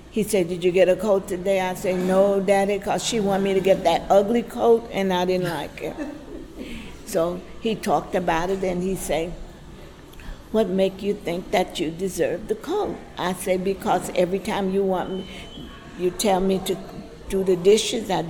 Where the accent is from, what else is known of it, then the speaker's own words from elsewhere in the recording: the South, United States; We grew up that way in the South.